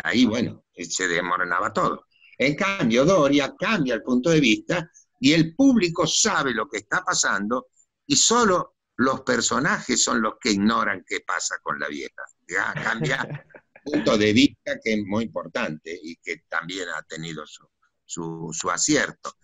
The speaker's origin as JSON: {"language": "Spanish", "area": "Dock Sud", "region": "Buenos Aires Province", "country": "Argentina", "tie": "born or raised there", "said": "Yo, yo nací en, en el Doc Sur, que era un barrio obrero"}